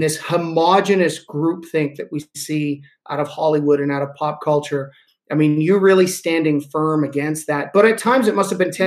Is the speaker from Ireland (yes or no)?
no; Canada; I'm a Canadian.